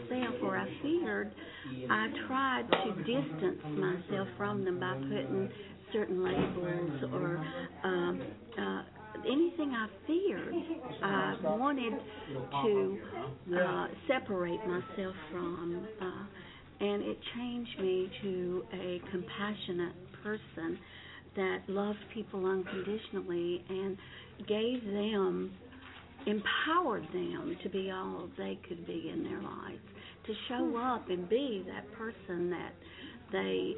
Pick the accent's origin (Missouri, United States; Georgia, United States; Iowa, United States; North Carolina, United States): North Carolina, United States; also born or lived in Hickory, North Carolina; I'm from North Carolina